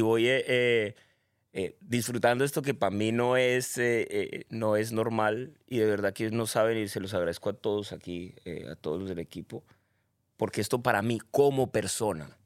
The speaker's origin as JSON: {"language": "Spanish", "town": "Cali", "region": "Valle del Cauca", "country": "Colombia", "moved": "yes", "lives_now": "Medellín, Colombia", "said": "Nací en Colombia, caleño, orgullosamente caleño. Vivo en Medellín"}